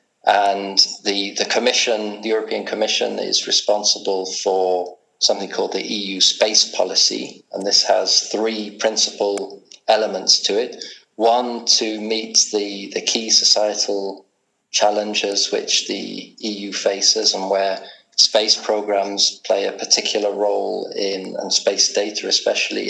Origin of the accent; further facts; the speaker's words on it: England, United Kingdom; also born or lived in Edinburgh, Scotland; now in Prague, Czech Republic; Brought up in England